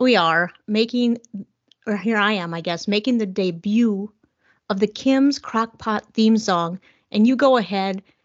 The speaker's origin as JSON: {"language": "English", "town": "New Orleans", "region": "Louisiana", "country": "United States", "tie": "born or raised there", "moved": "yes", "said": "I grew up in Louisiana, New Orleans area."}